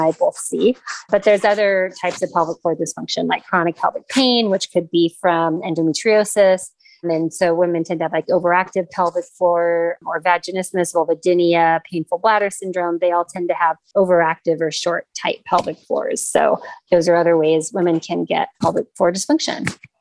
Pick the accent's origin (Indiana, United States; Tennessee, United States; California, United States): California, United States; Los Angeles; also born or lived in San Diego / North Carolina; I am actually born and raised in Los Angeles